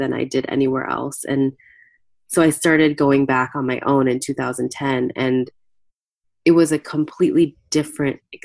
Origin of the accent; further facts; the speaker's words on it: United States; I was born in the U.S. My parents were immigrants